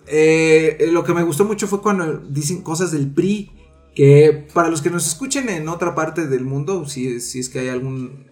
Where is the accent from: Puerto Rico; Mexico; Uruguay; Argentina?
Mexico; nosotros como mexicanos